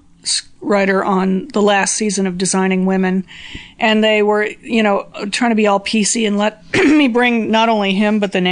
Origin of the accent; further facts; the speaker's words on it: San Diego, California, United States; also born or lived in New York; now in Los Angeles, United States; I'm from San Diego, so it wasn't as much of an adjustment for me